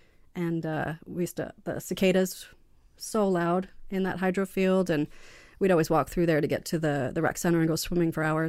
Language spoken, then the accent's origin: English; Pickering, Ontario, Canada; I grew up in Pickering.